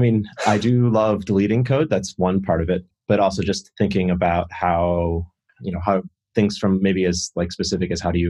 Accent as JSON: {"language": "English", "region": "New York", "country": "United States", "tie": "born or raised there", "said": "Upstate New York, outside of Rochester."}